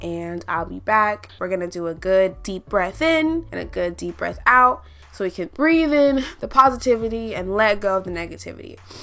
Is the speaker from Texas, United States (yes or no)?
yes; Houston, Texas, United States; I'm I'm from Houston